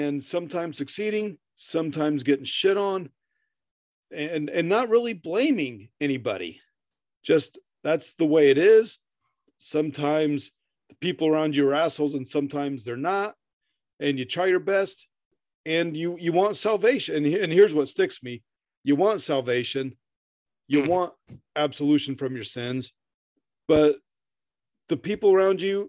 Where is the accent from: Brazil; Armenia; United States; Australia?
United States; Midwest; we grew up in the Midwest